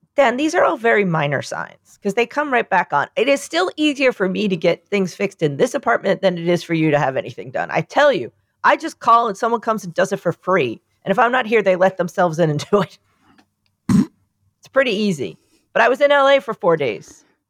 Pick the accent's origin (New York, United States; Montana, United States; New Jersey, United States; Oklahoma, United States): New York, United States; I'm from New York